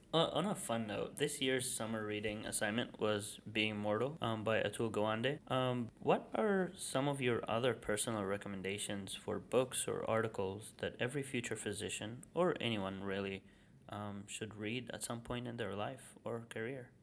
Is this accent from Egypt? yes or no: yes; Egypt; now in United States; I'm from Egypt